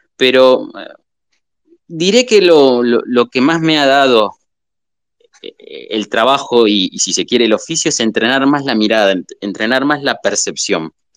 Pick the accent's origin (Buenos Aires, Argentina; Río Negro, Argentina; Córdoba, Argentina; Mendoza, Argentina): Buenos Aires, Argentina; southern; moved away as an adult; now in Entre Ríos, Argentina; nací en el sur de Buenos Aires y ahora hace varios años, 15, 16, no me acuerdo cuánto, que estoy viviendo en Entre Ríos